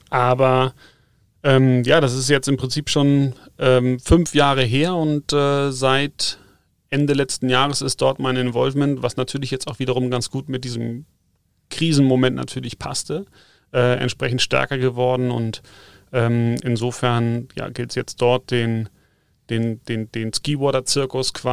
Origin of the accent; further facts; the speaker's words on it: North Germany, Germany; now in South Germany; Wie gesagt, ich komme zwar aus dem Norden, aber eigentlich habe ich immer mehr Bezug zu den Bergen als zum Wasser gehabt. Und insofern war es nicht verwunderlich, dass ich mich hier unten im Süden mal, mal niederlasse.